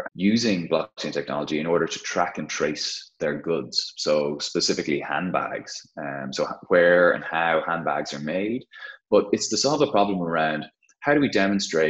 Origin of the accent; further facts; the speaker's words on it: Dublin, Leinster, Ireland; I thought I may never get a chance to start the business in my home city, in my home country.